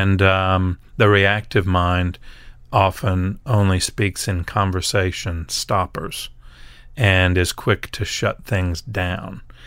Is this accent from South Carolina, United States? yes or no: no; Nashville, Tennessee, United States; we're in Nashville, and I grew up in Nashville